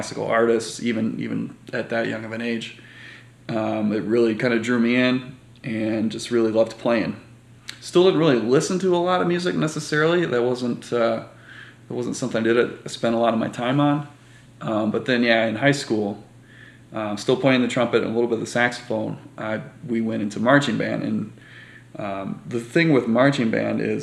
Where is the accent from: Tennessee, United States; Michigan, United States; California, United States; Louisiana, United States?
Michigan, United States; Kentwood; also born or lived in Byron Center, Michigan / Grand Rapids, Michigan; I grew up in Kentwood for my whole life up until probably about eighth grade year